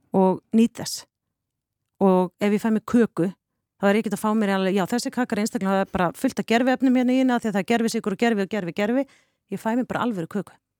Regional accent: Vopnafjörður, Eastern Region, Iceland; moved away as an adult; also born or lived in Denmark; ég kem tvítug frá Vopnafjörði

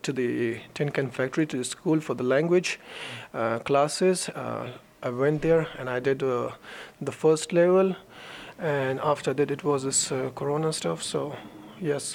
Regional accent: Pakistan; moved away as an adult; also born or lived in Myanmar / Bangladesh / India; now in Iceland; I was born in Myanmar, and then my family was migrated to Bangladesh. We stayed there like a little while, and from there we went to India, and then we stayed there a year, and after 1 year we flew to Pakistan, where I studied, like where I spent my whole childhood and my whole life there.

